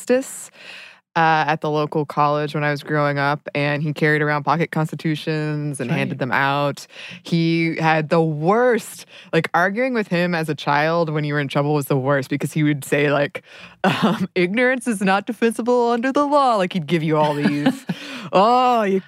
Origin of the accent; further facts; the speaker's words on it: Dahlonega, Georgia, United States; I grew up in Dahlonega and Dahlonega is a college town